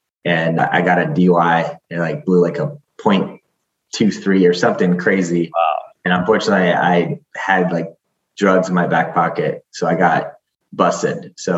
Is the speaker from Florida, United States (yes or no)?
yes; Florida, United States; I grew up